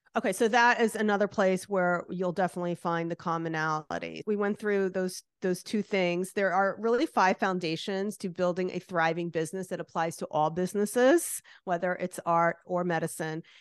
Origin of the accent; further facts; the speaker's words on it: New Jersey, United States; like I am, which you could hear from my accent.